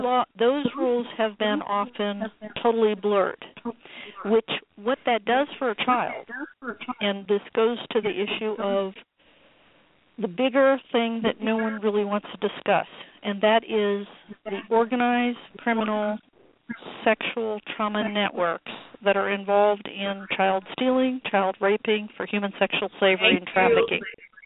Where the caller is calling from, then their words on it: United States; America, let's put it that way.